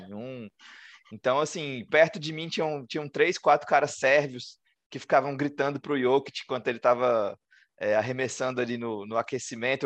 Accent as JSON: {"language": "Portuguese", "country": "Brazil", "said": "Sou do Brasil"}